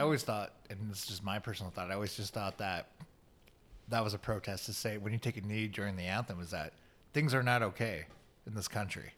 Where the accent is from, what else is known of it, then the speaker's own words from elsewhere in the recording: Chicago, Illinois, United States; I was born and raised in Chicago